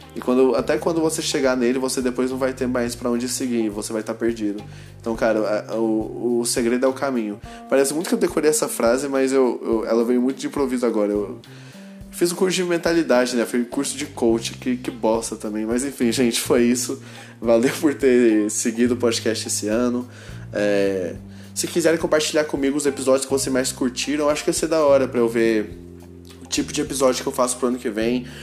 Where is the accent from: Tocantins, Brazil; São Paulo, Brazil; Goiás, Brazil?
Goiás, Brazil; Goiânia; eu sou de Goiânia